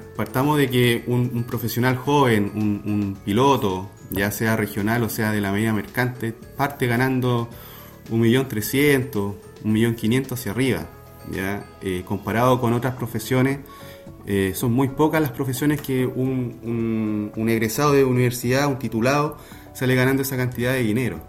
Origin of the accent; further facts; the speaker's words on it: Valdivia, Los Ríos, Chile; also born or lived in Viña del Mar; Yo soy de Valdivia